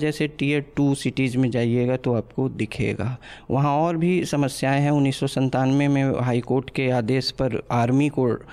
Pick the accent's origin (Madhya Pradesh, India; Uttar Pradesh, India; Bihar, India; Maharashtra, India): Bihar, India; मैं ऐसे राज्य बिहार से आता हूँ